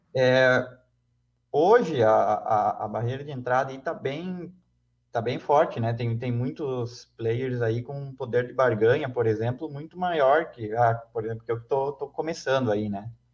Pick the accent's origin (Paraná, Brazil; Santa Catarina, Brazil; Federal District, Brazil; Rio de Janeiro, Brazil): Santa Catarina, Brazil; Chapecó; Eu sou aqui de, de Chapecó, né? Então, é uma cidade que já é pequena